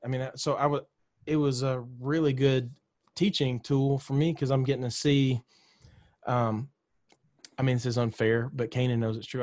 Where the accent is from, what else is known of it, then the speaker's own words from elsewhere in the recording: Mississippi, United States; moved away as an adult; now in Nashville, United States; I grew up in Mississippi